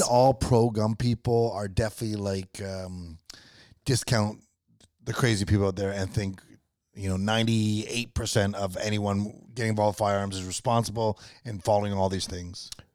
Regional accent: Canada; as a Canadian

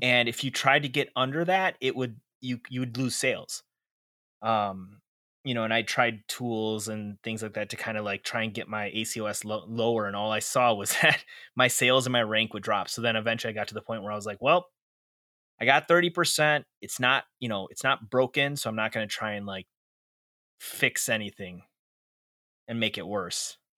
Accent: Chicago, Illinois, United States; I was born and raised in Chicago, Illinois

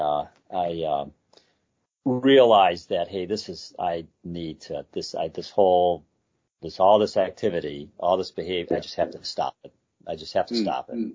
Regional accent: Detroit, Michigan, United States; I grew up in the Detroit area.

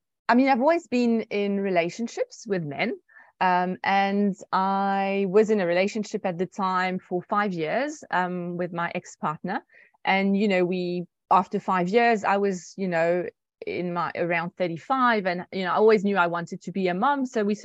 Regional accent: France; And I was like, not at all. I'm French. But yes, I'm also South African through my mom.

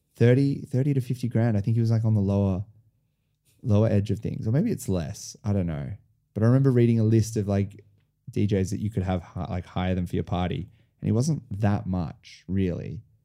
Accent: Sydney, New South Wales, Australia; moved away as an adult; also born or lived in France; now in Melbourne, Australia; I was born in Sydney, grew up in Sydney.

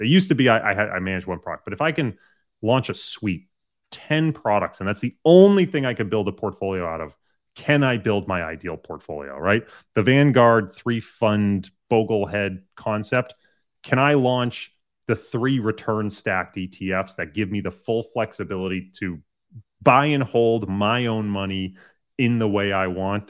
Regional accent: Massachusetts, United States; I grew up, um, in a small town in Massachusetts

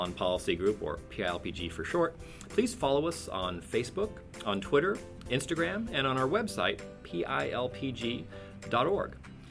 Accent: Cupertino, California, United States; I was raised in Cupertino in California

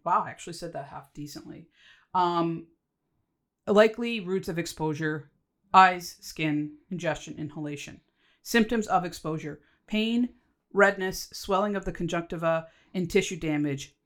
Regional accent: Canada; So, yes, I'm Canadian

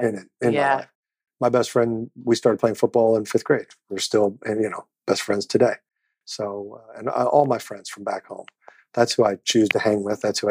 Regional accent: Kansas City, Missouri, United States; I've used what little celebrity I have to do wonderful things in my hometown of Kansas City.

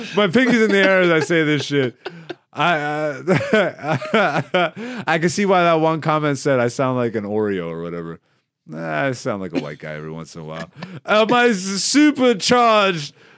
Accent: Canada; we end up going to the States as Canadian comedians

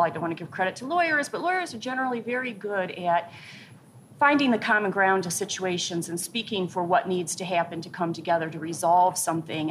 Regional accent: Pontiac, Michigan, United States; I grew up right outside of Pontiac, Michigan

